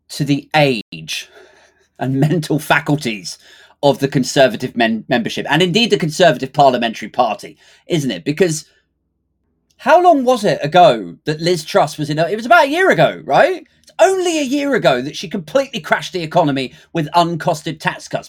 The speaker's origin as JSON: {"language": "English", "country": "United Kingdom", "said": "it's hard enough to be taken seriously as a Brit these days"}